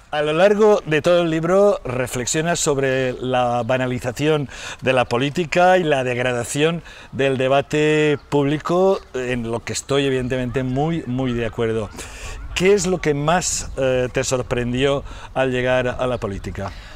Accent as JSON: {"language": "Spanish", "region": "Valencian Community", "country": "Spain", "said": "en mi tierra, en el país valenciano"}